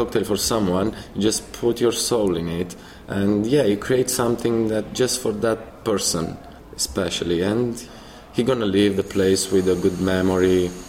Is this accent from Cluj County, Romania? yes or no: no; Bucharest, Romania; moved away as an adult; now in Norway; I grew up in Bucharest, in Romania.